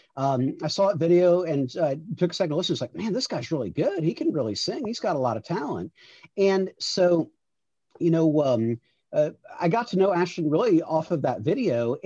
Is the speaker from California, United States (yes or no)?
no; Miami, Florida, United States; now in Chicago, United States; I grew up in Miami, but I live now in Chicago.